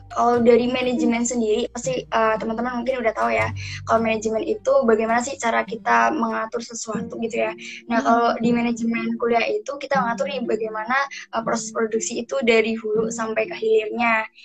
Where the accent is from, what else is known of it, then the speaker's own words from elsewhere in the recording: Cilacap, Central Java, Indonesia; Omda gitu ya, daerah aku, daerah hmm. Cilacap.